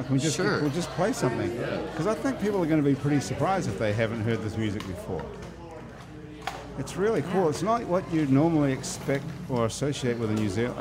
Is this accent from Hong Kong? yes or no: no; New Zealand; also born or lived in Boutte, Louisiana; now in United States; I'm from New Zealand, too. Yeah. I've lived in the United States longer than I lived in New Zealand